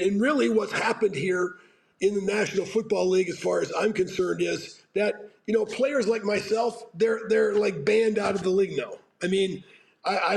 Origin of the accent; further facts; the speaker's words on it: Pittsburgh, Pennsylvania, United States; moved away; growing up in Pittsburgh